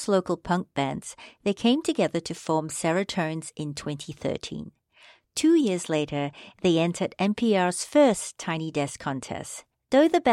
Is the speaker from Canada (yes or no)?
no; Singapore; I grew up Catholic in Singapore